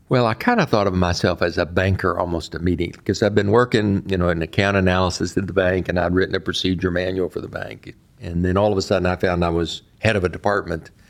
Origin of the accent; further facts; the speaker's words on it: Texas, United States; now in Delaware, United States; So being a Texan to being a Delawarean, you know, happened effectively overnight for me.